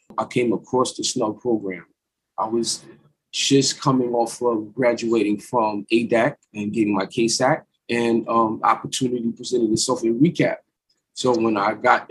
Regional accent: Orange County, New York, United States; I am from the Orange County area

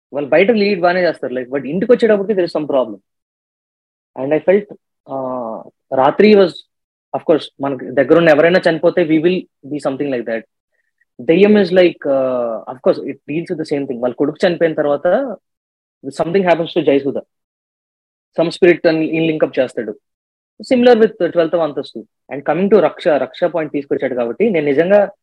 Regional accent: Hyderabad, Telangana, India; చిన్నప్పటి నుంచి హైదరాబాద్ లో గ్రాండ్ పేరెంట్స్ తో ఒక మాస్ మసాలా ఫిల్మ్స్ చూస్తూ పెరిగినవాడిని

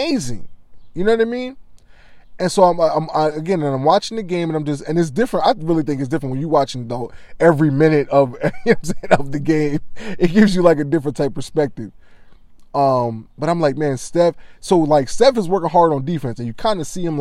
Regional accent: Delaware, United States; I grew up in Delaware

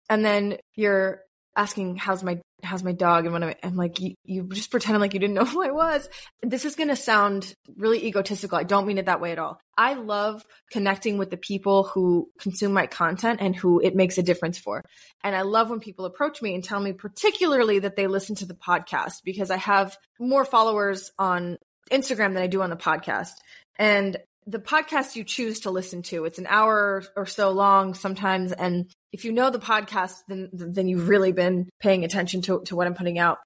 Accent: United States; moved away as an adult; now in Tel Aviv, Israel; as an American in Israel

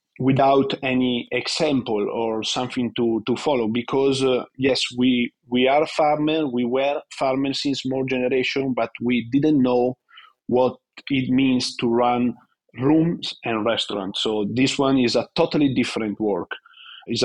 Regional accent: Vignola, Emilia-Romagna, Italy; I was born in Vignola, a small town outside of Modena

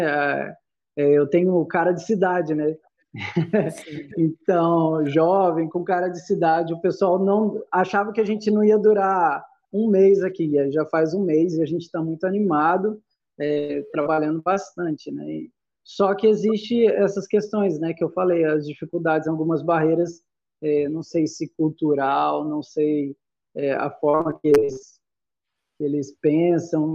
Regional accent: interior of São Paulo, Brazil; moved away as an adult; also born or lived in Salvador, Bahia; now in Goiás, Brazil; eu sou de São Paulo, né? Sou do interior de São Paulo

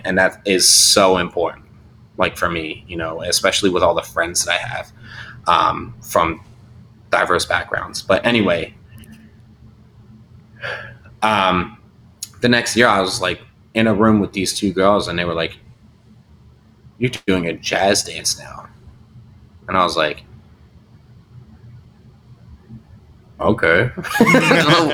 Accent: Delaware County, Pennsylvania, United States; I grew up in Delaware County, Pennsylvania

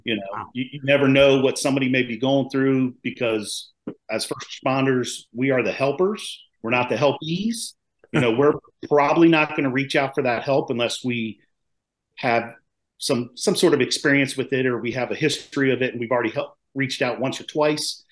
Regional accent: Maryland, United States; now in North Carolina, United States; I'm originally from Maryland. I live down in North Carolina now.

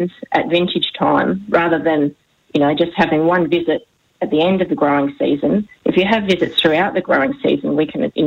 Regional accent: Barossa, South Australia, Australia; both Stuart and I have been born and raised in the Barossa, and for generations, both of our families have grown grapes

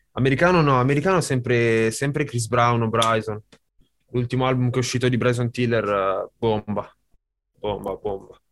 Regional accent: Sesto San Giovanni, Lombardy, Italy; Non sono di Cinisello, sono di Sesto

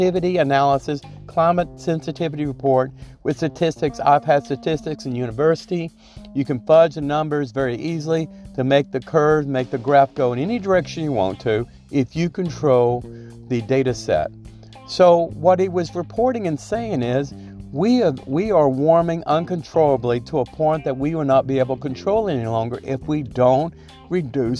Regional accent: Louisiana, United States; I'm from Louisiana

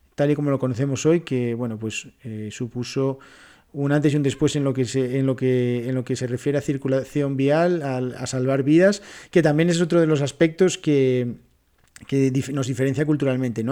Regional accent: near Barcelona, Catalonia, Spain; moved away; cuando era pequeño vivía en Cataluña, cerca de Barcelona

